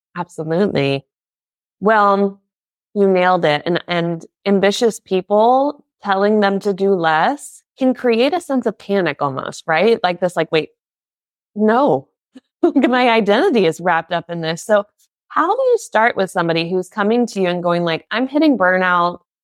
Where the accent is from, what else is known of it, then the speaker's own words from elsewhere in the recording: United States; now in Germany; I'm an American living in Germany, though still learning the language